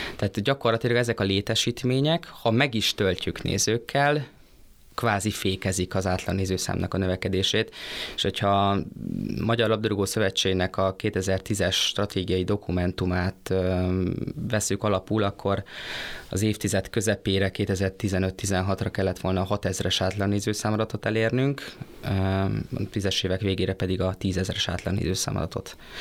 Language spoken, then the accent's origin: Hungarian; Debrecen, Hajdú-Bihar, Hungary; én debreceniként azt mondom, hogy én büszke civis városi vagyok